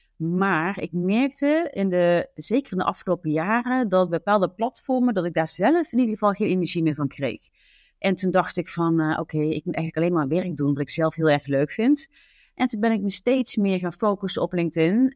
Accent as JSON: {"language": "Dutch", "region": "southern Netherlands", "country": "Netherlands", "accent": "zachte G (soft G, southern Dutch)", "said": "Ik woon samen met mijn dochter Julia in het zuiden van het land"}